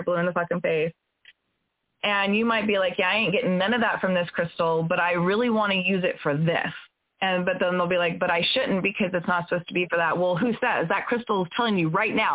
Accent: California, United States; I grew up in California where they have 100-foot redwoods

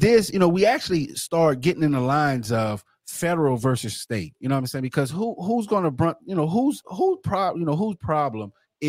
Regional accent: New Orleans, Louisiana, United States; I'm from New Orleans.

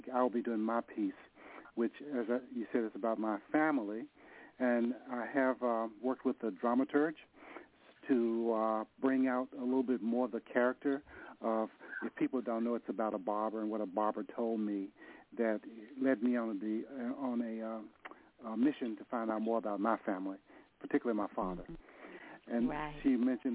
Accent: Nashville, Tennessee, United States; now in San Francisco, United States; I'm from Nashville. I moved to San Francisco.

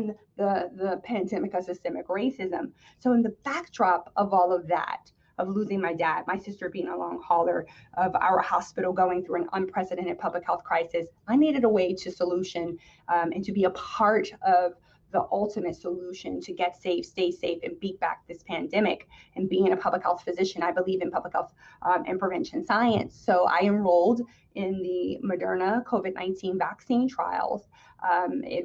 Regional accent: East Orange, New Jersey, United States; I grew up in the city next door, East Orange, New Jersey

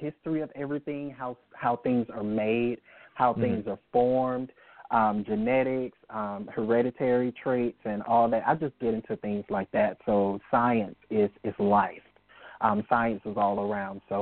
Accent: Richmond, Virginia, United States; now in Montgomery, United States; I'm originally from Richmond, Virginia. I currently reside in Montgomery

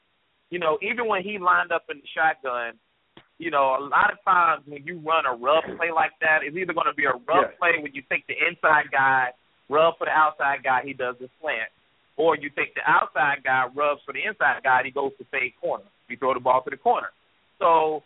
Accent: Virginia, United States; also born or lived in North Carolina; I'm from Virginia. I grew up watching ACC. I went to school in North Carolina

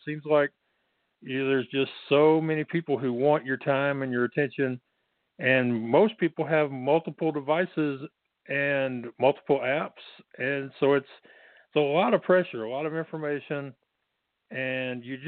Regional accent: Texas, United States; I'm from Texas, so I got the accent.

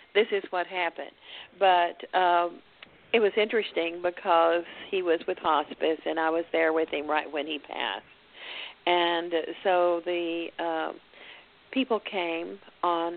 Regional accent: Dallas, Texas, United States; I'm from Dallas

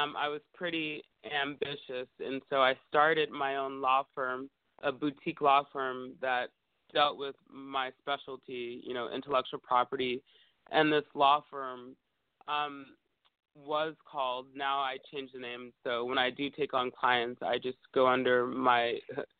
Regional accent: Bay Area, California, United States; now in Los Angeles, United States; I grew up in the Bay Area, and I think in San Francisco and Oakland

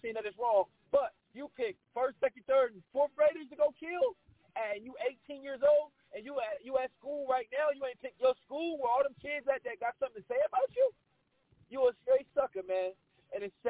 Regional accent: Texas, United States; now in West Coast, United States; down in my home state in Texas

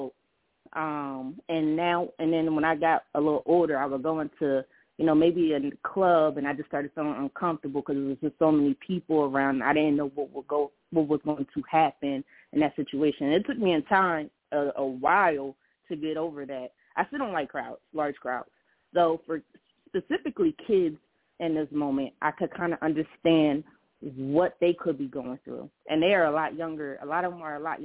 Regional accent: Philadelphia, Pennsylvania, United States; my hometown, Philadelphia

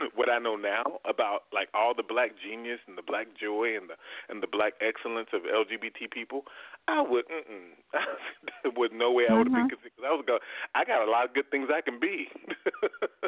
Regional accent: Southwest Arkansas, United States; also born or lived in Midwest; I grew up mostly in Southwest Arkansas

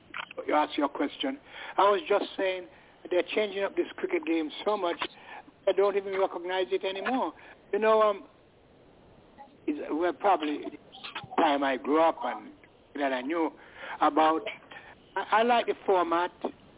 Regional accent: United Kingdom; I'm British.

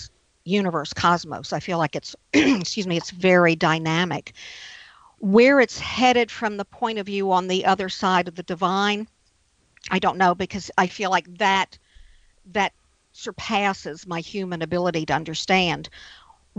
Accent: New Orleans, Louisiana, United States; I'm from New Orleans.

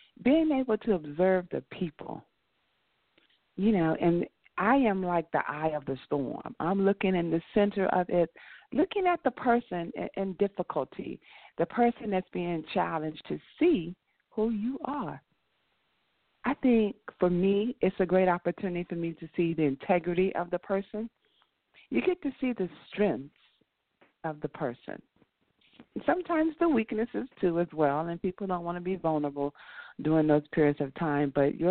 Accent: Washington, District of Columbia, United States; now in Atlanta, United States; no, you're not from D.C. Yeah, I am

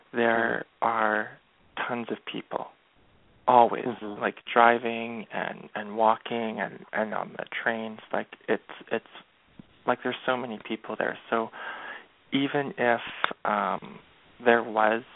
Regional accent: Canada; being born and raised in Canada

